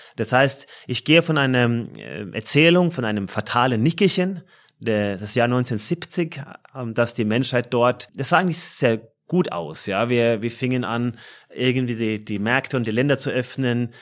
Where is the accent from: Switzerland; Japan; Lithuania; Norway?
Norway; moved away as an adult; now in Frankfurt, Germany; meiner Heimat Norwegen